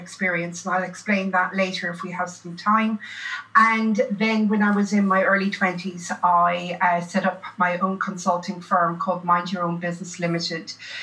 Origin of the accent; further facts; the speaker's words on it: Ireland; moved away as an adult; also born or lived in Limerick, Ireland / Melbourne, Australia; now in Australia; I'm originally Irish.